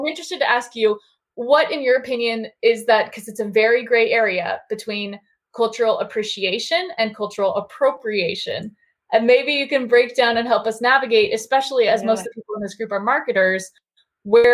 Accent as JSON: {"language": "English", "region": "Southern California", "country": "United States", "tie": "born or raised there", "said": "I grew up in Southern California"}